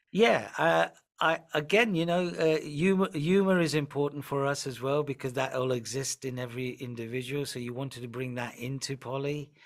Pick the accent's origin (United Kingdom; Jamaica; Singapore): United Kingdom; north of England; accent: northern; also born or lived in Nairobi, Kenya / Punjab, India (ancestry); I grew up in the north of England. I have quite a northern accent